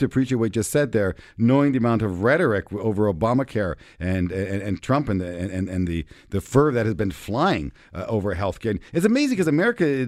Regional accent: Canada; as a Canadian

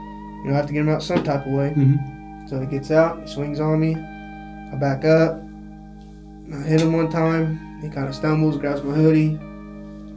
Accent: Eldorado, Illinois, United States; I grew up in El Dorado

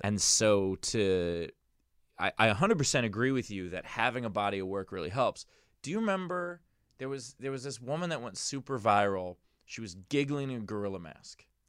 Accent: New York, United States; I'm a New Yorker

